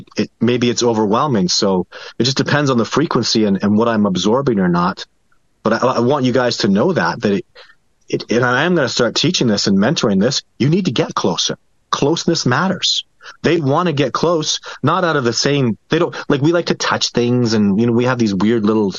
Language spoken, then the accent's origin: English; Canada; I'm Canadian